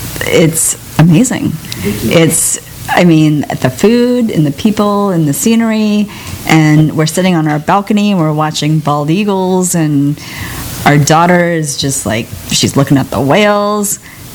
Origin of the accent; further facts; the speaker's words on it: San Diego, California, United States; We're from San Diego.